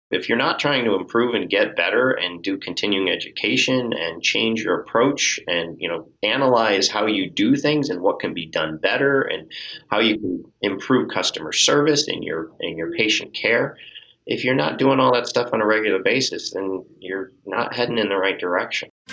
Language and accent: English; Northeast, United States; also born or lived in Miami, Florida / West Palm Beach, Florida; now in Massachusetts, United States; moved up to Massachusetts because I was from the Northeast and always wanted to get back to the Northeast